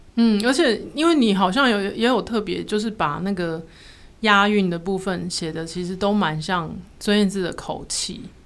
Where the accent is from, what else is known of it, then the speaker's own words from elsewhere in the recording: Pingtung County, Taiwan; 我们在屏东嘛